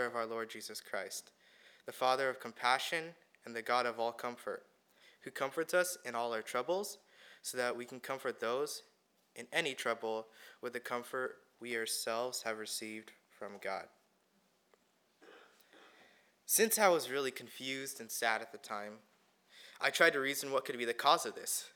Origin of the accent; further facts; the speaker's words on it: India; now in California, United States; I was born in India and I moved to the United States in 2008.